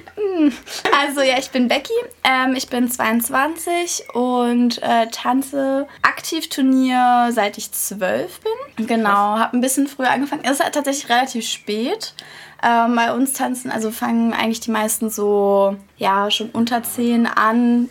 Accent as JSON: {"language": "German", "region": "Berlin", "country": "Germany", "tie": "born or raised there", "said": "Doch, ich bin Urberliner. Cool. Hier, hier geboren."}